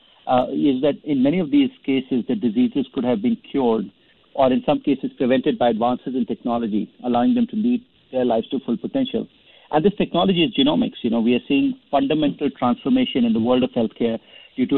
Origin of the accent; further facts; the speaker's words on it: India; I remember as a kid growing up in India